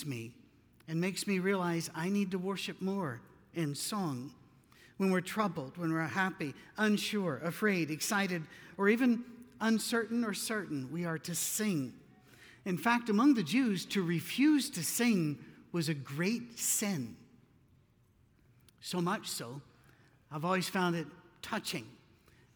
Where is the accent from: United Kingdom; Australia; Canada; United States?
United Kingdom; I'm British